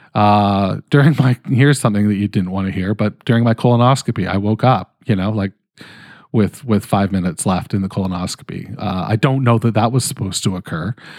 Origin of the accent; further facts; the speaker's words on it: Canada; I'm fucking Canadian